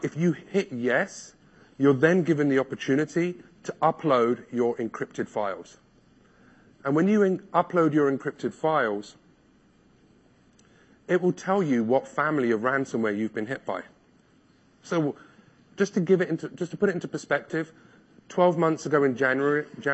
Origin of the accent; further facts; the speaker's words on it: London, United Kingdom; I'm from London